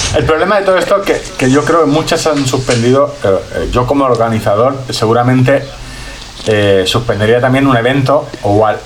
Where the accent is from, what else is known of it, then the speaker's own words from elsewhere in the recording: Orihuela, Valencian Community, Spain; soy de Orihuela